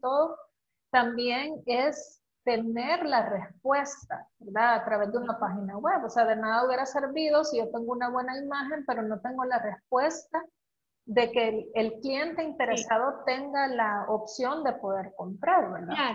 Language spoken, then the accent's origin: Spanish; El Salvador; el potencial que tenemos como salvadoreños